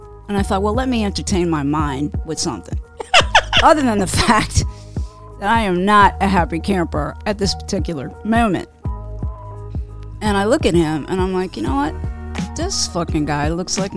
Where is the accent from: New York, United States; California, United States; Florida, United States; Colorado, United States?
New York, United States; New York City; I'm from Queens originally